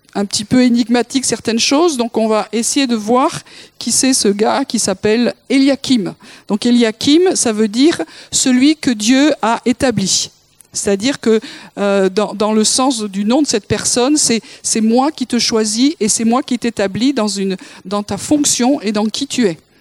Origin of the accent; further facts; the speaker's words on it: Toulouse, Occitania, France; je suis née à Toulouse